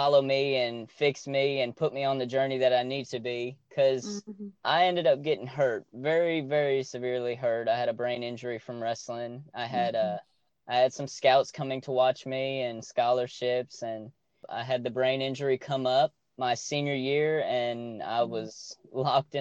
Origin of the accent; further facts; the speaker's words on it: Nashville, Tennessee, United States; also born or lived in Scottsdale, Arizona; I was born in Scottsdale, Arizona, and we lived there for about 3 years, and my family moved to Nashville, and I was raised in the outskirts of Nashville